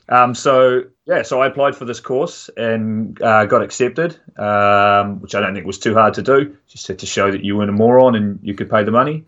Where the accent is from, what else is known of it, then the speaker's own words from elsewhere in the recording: Dunedin, Otago, New Zealand; I'm from Dunedin in the South Island